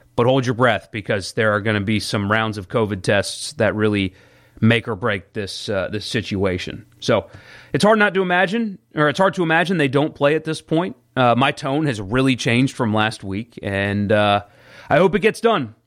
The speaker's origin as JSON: {"language": "English", "region": "South Carolina", "country": "United States", "tie": "born or raised there", "moved": "yes", "lives_now": "Mississippi, United States", "said": "I grew up in South Carolina, and that's where my family is"}